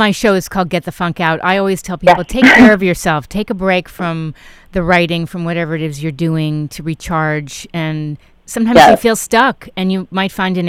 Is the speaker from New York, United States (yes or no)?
yes; New York City, New York, United States; I grew up in Manhattan